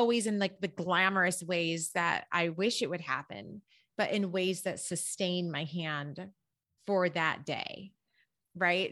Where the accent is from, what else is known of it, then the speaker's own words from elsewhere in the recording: Berrien Springs, Michigan, United States; moved away; I grew up in, um, Berrien Springs, Michigan